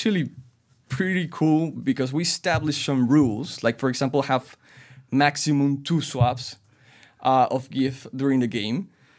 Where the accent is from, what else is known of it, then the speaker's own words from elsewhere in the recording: Lima, Peru; moved away as an adult; now in Toronto, Canada; I was born, raised, and married in Lima, Peru.